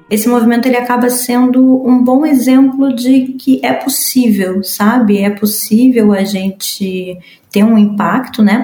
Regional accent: Brazil; sou do sul global, sou brasileira

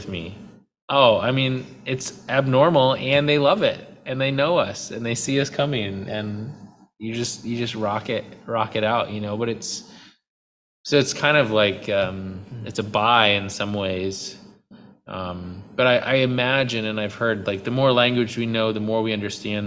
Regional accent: United States; moved away; I'm still American

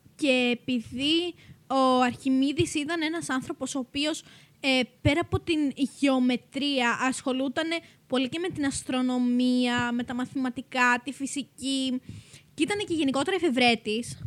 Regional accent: Macedonia, Greece; είμαστε και από τη Μακεδονία

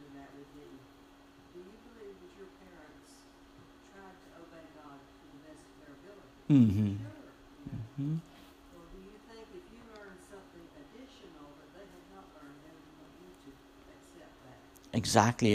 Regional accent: Ireland; moved away as an adult; now in United States; I was an ambassador for Ireland.

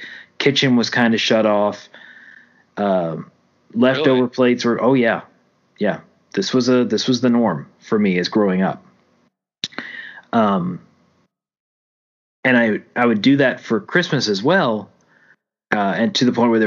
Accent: Louisiana, United States; also born or lived in Oklahoma City; now in Texas, United States; until I moved away from Louisiana

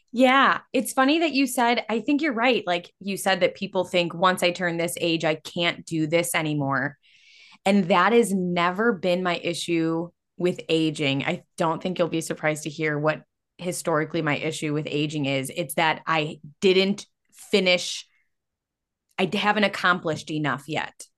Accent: Illinois, United States; we're from Illinois

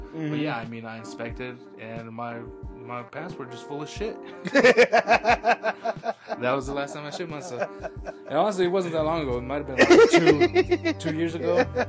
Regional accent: Roswell, New Mexico, United States; we're from Roswell. This is our base.

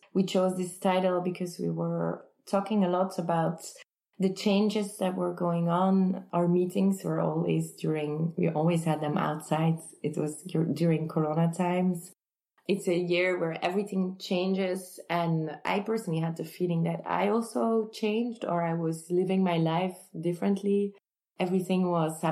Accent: Kortrijk, Flanders, Belgium; Kortrijk, which is my hometown

